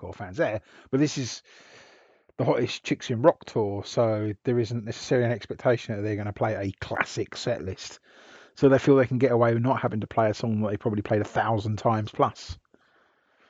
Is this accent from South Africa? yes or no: no; England, United Kingdom; we're so English